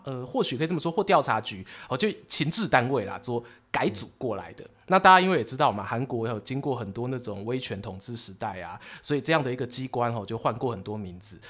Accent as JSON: {"language": "Chinese", "country": "Taiwan", "said": "我们台湾人"}